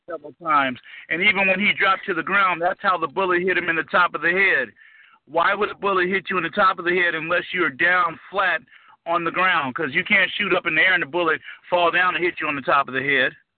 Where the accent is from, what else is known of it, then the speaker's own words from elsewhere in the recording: Los Angeles, California, United States; I'm born and raised in Los Angeles, California